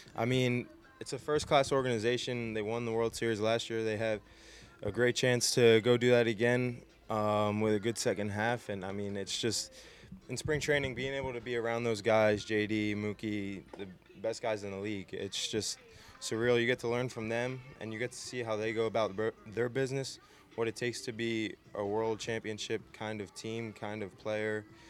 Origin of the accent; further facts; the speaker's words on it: New Jersey, United States; I was from South Jersey. I grew up a Philly sports fan.